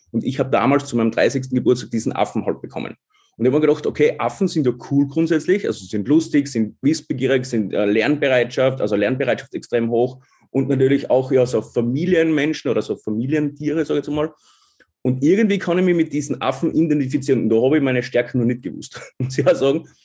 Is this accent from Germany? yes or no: no; Styria, Austria; born there; bin gebürtiger Obersteirer, wohne aber jetzt seit vier Jahren in wunderschönen Kärnten